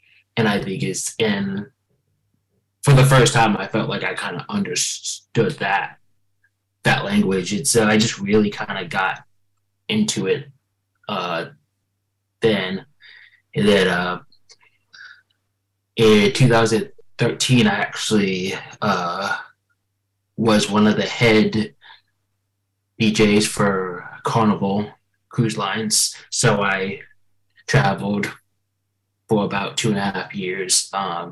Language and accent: English; Tallahassee, Florida, United States; originally from Tallahassee, Florida